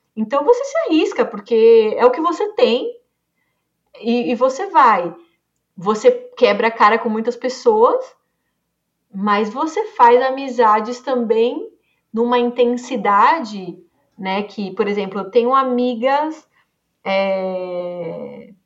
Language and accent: Portuguese; Brazil; E o brasileiro, no geral, a gente é muito comunicativo